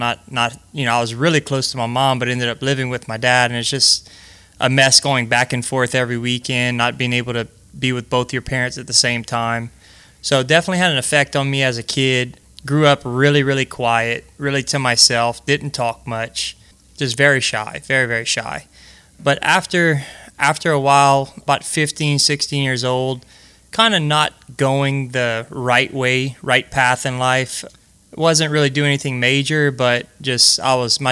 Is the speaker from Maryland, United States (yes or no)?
no; Breaux Bridge, Louisiana, United States; I was born and raised right in Brobridge, Louisiana